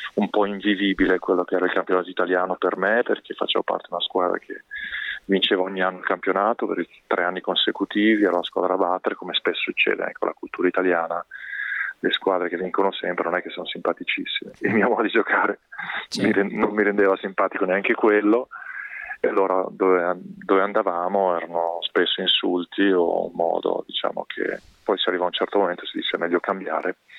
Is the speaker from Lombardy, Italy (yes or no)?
no; Castelfranco Veneto, Veneto, Italy; la Picastel Franco, la società del, del video del mio paese dove sono nato